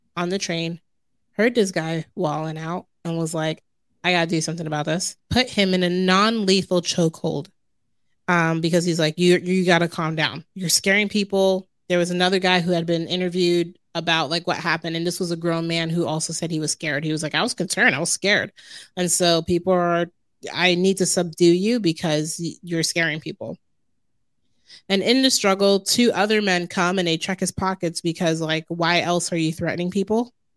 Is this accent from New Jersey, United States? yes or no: yes; Jersey City, New Jersey, United States; growing up in Jersey City and New York City being my backyard